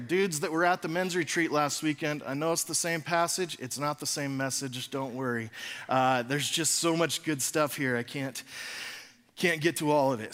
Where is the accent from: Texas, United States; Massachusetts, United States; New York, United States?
Texas, United States; I'm from Texas.